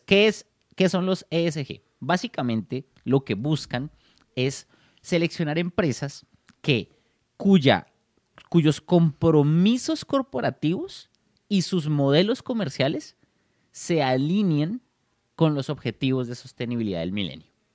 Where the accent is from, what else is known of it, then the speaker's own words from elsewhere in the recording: Bogotá, Colombia; Soy de Bogotá, Colombia